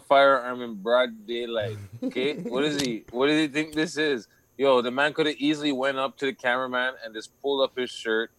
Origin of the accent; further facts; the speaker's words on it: Toronto, Ontario, Canada; We're from Toronto